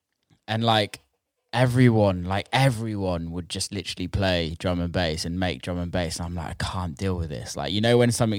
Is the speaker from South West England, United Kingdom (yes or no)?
yes; Somerset and Bristol, South West England, United Kingdom; No one realizes that I'm actually from Somerset and Bristol.